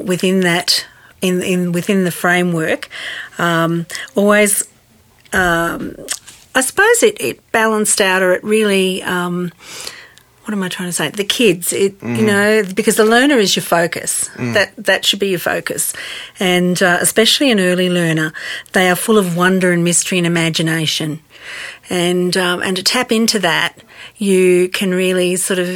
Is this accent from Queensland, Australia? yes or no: yes; Queensland, Australia; moved away as an adult; now in Tasmania, Australia; being a Queenslander